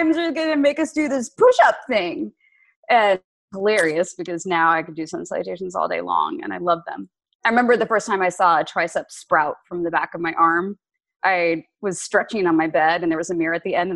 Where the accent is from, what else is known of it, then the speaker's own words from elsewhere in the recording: Lawrence, Kansas, United States; moved away; also born or lived in Princeton, New Jersey / Virginia; I grew up in Kansas, in Lawrence, Kansas, because my dad was the chancellor at KU